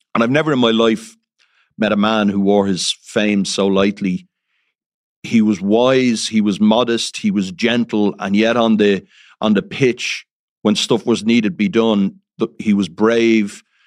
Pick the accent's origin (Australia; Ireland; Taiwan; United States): Ireland; Dublin, Leinster; I'm from Dublin